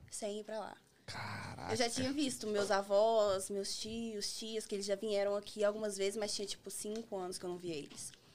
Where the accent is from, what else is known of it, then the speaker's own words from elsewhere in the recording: Manhuaçu, Minas Gerais, Brazil; now in United States; Eu sou de Manhuaçu, Minas Gerais